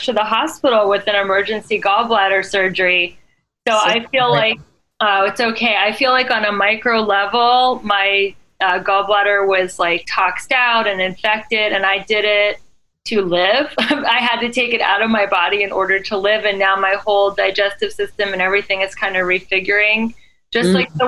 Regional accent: Cincinnati, Ohio, United States; I grew up in Cincinnati

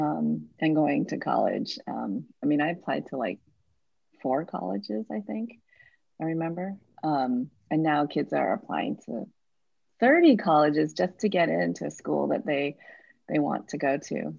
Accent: Midwest, United States; now in San Francisco, United States; I'm not from San Francisco. I actually grew up in the Midwest in a place very different from San Francisco.

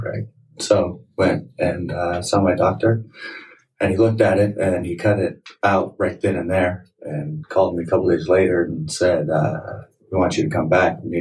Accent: Moreno Valley, Southern California, United States; also born or lived in Michigan / Ohio; I grew up right here in Southern California, Marina Valley

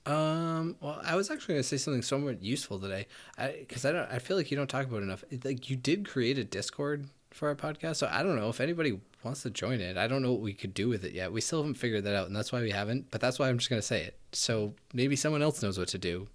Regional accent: United States; I as an American

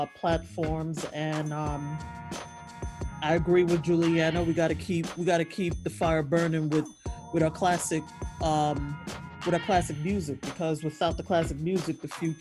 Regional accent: New York City, New York, United States; moved away as an adult; now in Pittsburgh, United States; I'm originally from Brooklyn, New York

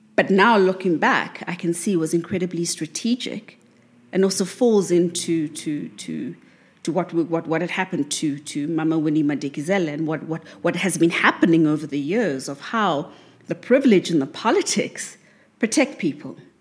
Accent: South Africa; South Africa, because this is the, the, the, my home country

